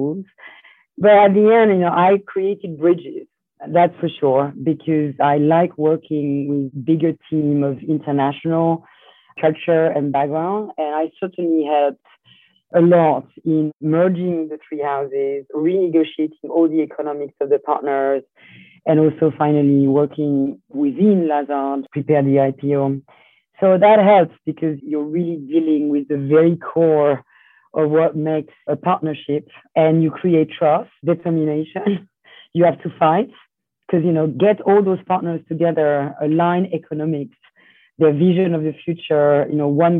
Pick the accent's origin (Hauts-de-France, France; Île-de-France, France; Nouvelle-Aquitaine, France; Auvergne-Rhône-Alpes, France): Auvergne-Rhône-Alpes, France; Lyon; moved away as an adult; also born or lived in Italy / New York; I was born in Lyon, in France